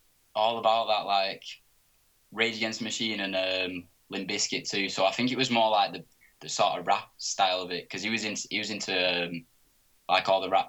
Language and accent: English; Oldham, North West England, United Kingdom; because I'm from Oldham, so it's about 20 minutes out of Manchester.